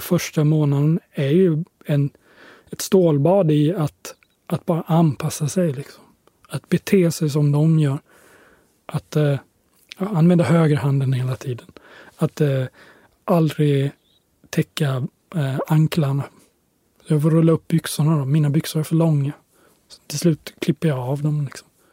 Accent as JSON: {"language": "Swedish", "country": "Sweden", "said": "jag kommer från Sverige"}